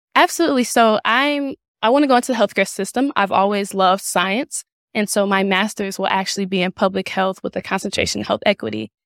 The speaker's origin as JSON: {"language": "English", "town": "St. Louis", "region": "Missouri", "country": "United States", "lives_now": "Kansas City, United States", "said": "I'm originally from Saint Louis, Missouri"}